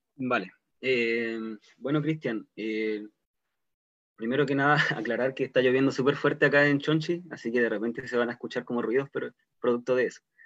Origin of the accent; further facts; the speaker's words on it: Chiloé, Los Lagos, Chile; queremos seguir siendo chilotes y chilotas